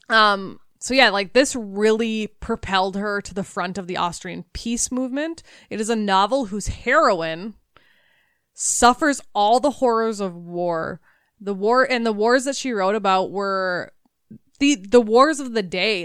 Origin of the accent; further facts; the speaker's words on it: United States; I'm an American